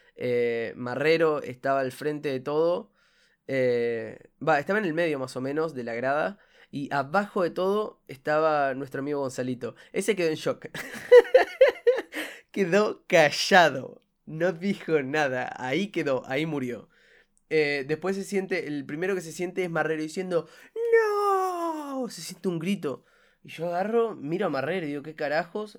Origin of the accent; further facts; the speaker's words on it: Uruguay; soy de Uruguay